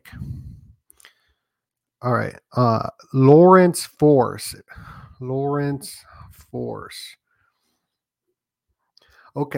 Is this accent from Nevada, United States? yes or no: yes; Las Vegas, Nevada, United States; moved away; also born or lived in Sedona, Arizona; I grew up in Vegas